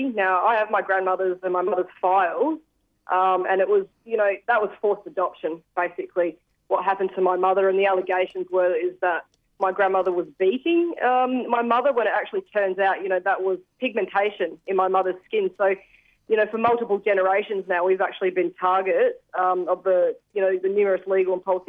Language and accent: English; Ngunnawal country, Australia; I'm Ngunnawal. Hello … Nanawimichi. … I'm a Ngunnawal and Paramount woman and a grandmother.